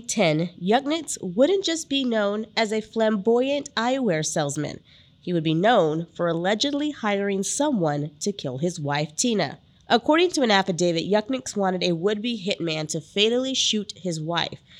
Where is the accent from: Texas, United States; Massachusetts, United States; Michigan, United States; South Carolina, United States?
Texas, United States; San Antonio; I grew up in the San Antonio area